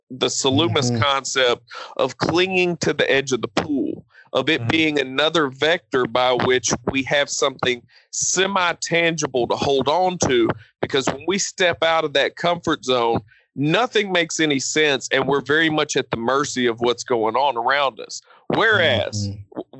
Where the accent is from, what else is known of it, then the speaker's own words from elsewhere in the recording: Nigeria; Being, being Nigerian, um, I mean there is there is some kind of solidarity and pride that you do see